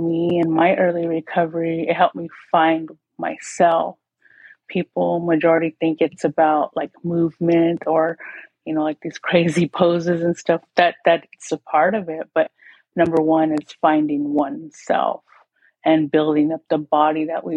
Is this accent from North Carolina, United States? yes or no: no; Tohono O'odham Nation, southern Arizona, United States; I'm from the Tonawatam Nation. We are far south along the Mexico border